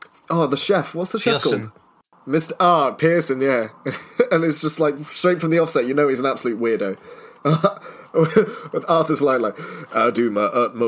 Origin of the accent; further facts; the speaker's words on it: Cornwall, South West England, United Kingdom; I'm not from England, I'm from Cornwall